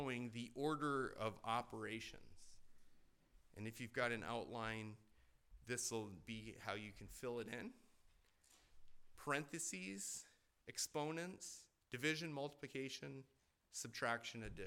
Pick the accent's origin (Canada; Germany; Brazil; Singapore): Canada; moved away; growing up in Canada